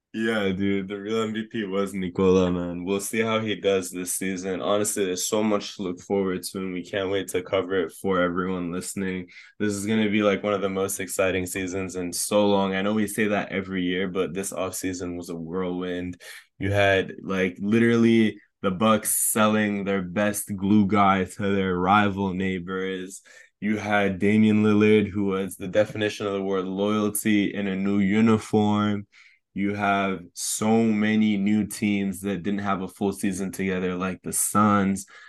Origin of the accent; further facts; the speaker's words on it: Canada; now in United States; I'm Canadian